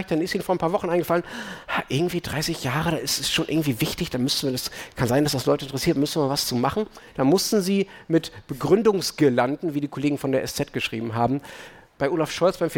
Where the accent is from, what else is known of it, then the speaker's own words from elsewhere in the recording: Dortmund, North Rhine-Westphalia, Germany; ich bin in Dortmund aufgewachsen. Da hat man nicht den